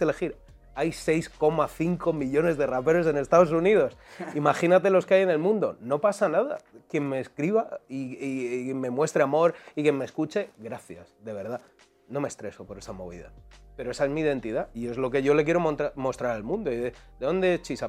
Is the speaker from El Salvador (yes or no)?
no; Madrid, Community of Madrid, Spain; yo soy de Quintana